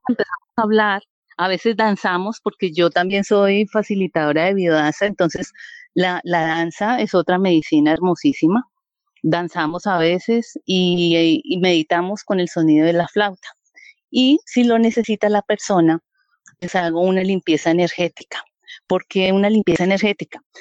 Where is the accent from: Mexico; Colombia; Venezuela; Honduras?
Colombia; Vianí, Cundinamarca; also born or lived in Bogotá; now in San Francisco, Colombia; yo soy de un pueblito o municipio de Colombia que se llama Vianí, Cundinamarca